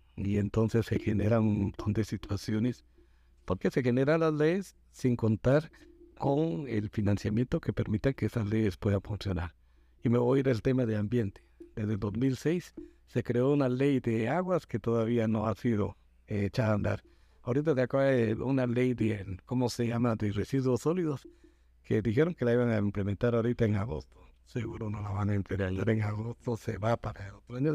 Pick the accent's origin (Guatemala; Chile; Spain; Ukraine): Guatemala; todos somos guatemaltecos.